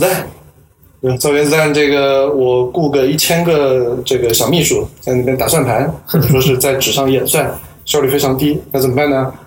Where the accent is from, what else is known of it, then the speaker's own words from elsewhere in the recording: Nanjing, Jiangsu, China; moved away as an adult; now in Hong Kong, China; 我在南京，这个出生在南京，长到十八岁来了香港读大学，一直读到博士毕业，八年的时间